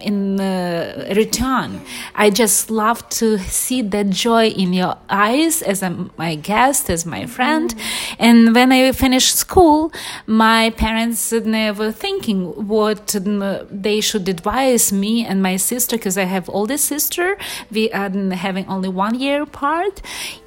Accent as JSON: {"language": "English", "country": "Ukraine", "tie": "born or raised there", "also_born_or_lived": "Los Angeles, United States", "second_language": "English", "moved": "yes", "lives_now": "Miami, United States", "said": "I'm originally from Ukraine, and this is one of the very central situating country in Europe, very deep history, and we are very family-oriented people from generations to generations. And I grew up in very big family by Ukrainian standards"}